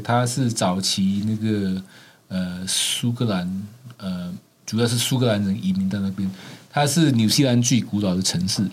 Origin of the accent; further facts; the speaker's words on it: Malaysia; now in New Zealand; 我是马来西亚华侨。呃，我是出生在一个基督徒家庭